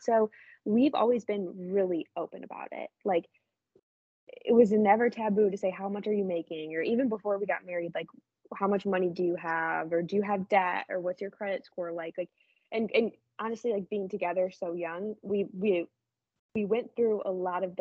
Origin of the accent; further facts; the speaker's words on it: Midwest, United States; we're from the Midwest